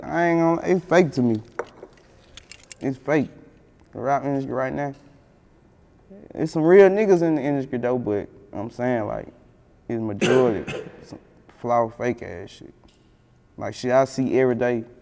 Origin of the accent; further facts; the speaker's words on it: United States; I'm from Glenview